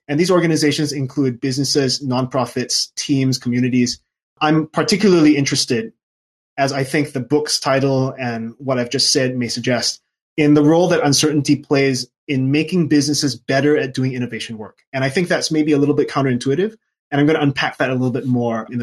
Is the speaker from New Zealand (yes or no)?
no; Singapore; also born or lived in London / Auvergne, France; now in France; I was born and raised in Singapore